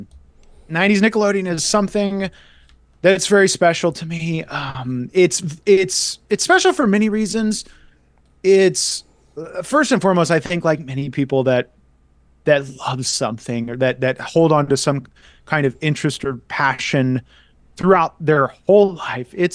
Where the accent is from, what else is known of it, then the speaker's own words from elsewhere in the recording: Florida, United States; growing up in Florida, I could go visit Universal Studios